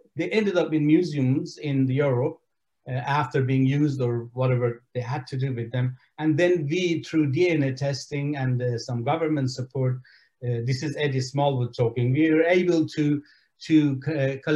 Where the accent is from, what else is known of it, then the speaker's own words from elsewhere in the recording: Iran; now in Australia; I came to Australia from Iran, and Iran was a country where I was treated as an outcast